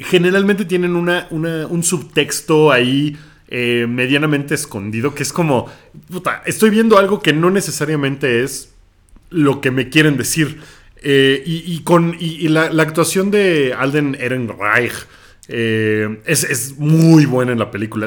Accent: Mexico; soy mexicano

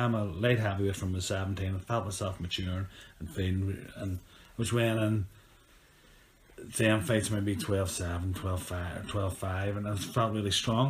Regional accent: Ireland; I'm on a way fighter anyway. I'm from Ireland.

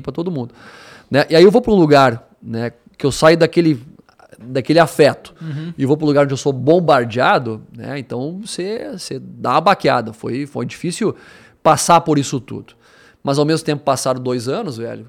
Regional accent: Rio Grande do Sul, Brazil; moved away; eu sou natural do Rio Grande do Sul

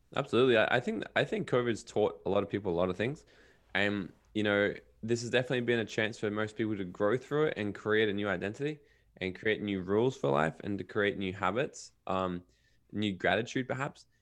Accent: Brisbane and Gold Coast, Queensland, Australia; also born or lived in Los Angeles / Miami; I kinda grew up between Brisbane, Australia, and Gold Coast, Australia, where I am right now

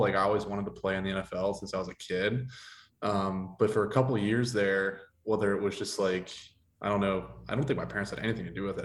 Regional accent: Ligonier, Pennsylvania, United States; also born or lived in Pittsburgh, Pennsylvania; I grew up in Ligonier, Pennsylvania

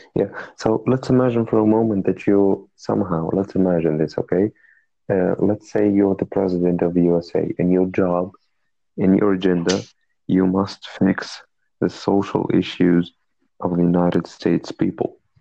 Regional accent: Tunisia; I'm from Tunisia. It's a country in North Africa.

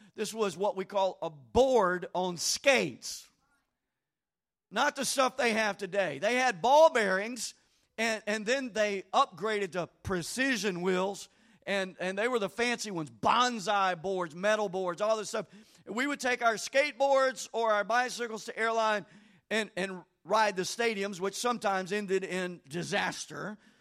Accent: Bossier City, Louisiana, United States; I lived in Bossier City. I grew up in Old Green Acres subdivision

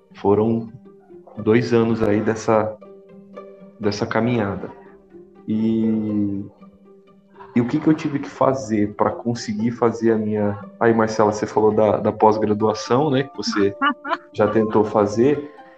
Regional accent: Lins, São Paulo, Brazil; moved away as an adult; also born or lived in Marília / Vale do Jauru, Mato Grosso; Lins, que é a minha cidade natal, interior de São Paulo.

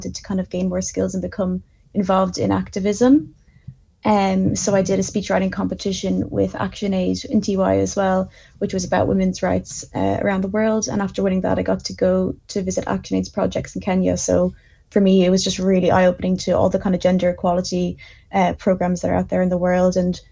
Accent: Bandon, Munster, Ireland; happen to be from Bandon in Cork

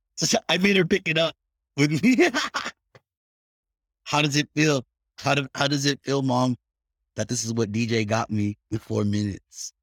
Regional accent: Bay Area, California, United States; also born or lived in Philippines; I'm originally from the Bay Area. That's where I grew up

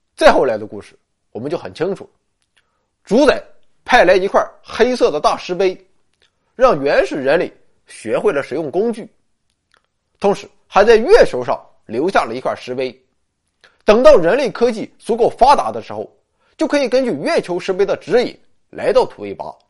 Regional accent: China; 我们中国人可以占得先机呢

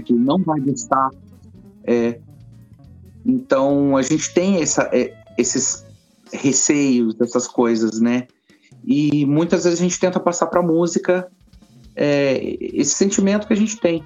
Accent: Brazil; moved away as an adult; now in London, United Kingdom; eu sou brasileiro

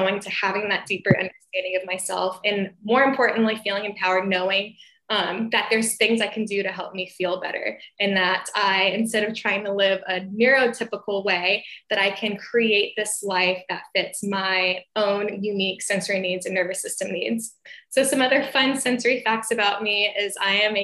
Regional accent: Atlanta, Georgia, United States; I am from Atlanta, Georgia, and I'm an occupational therapist

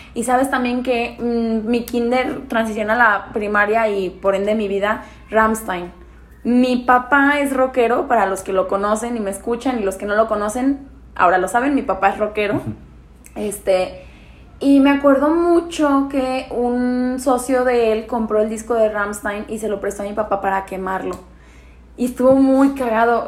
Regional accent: León, Guanajuato, Mexico; also born or lived in Pénjamo, Guanajuato; he vivido acá toda mi vida, acá es León, Guanajuato

